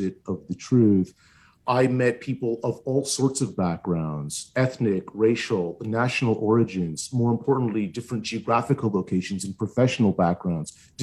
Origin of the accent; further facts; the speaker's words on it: Ottawa, Ontario, Canada; I'm born and raised in Ottawa. I've lived basically my whole life here